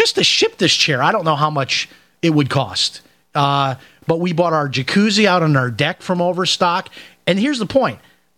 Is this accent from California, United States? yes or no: no; Chicago, Illinois, United States; I remember growing up in Chicago, that they used to have, like, an accounting firm would come out